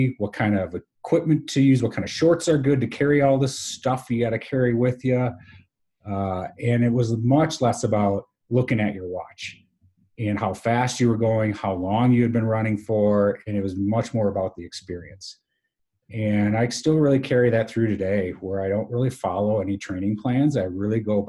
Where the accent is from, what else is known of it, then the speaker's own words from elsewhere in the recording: Wisconsin, United States; Wisconsin and an amazing college, you're right, my hometown